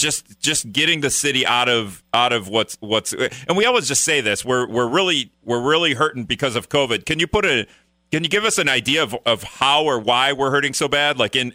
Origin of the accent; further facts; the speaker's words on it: Greenville, United States; moved away; that's my hometown Greenville's phrase